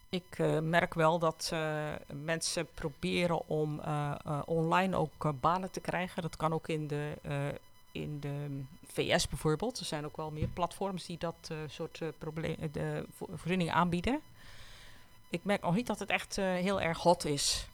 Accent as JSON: {"language": "Dutch", "country": "Netherlands"}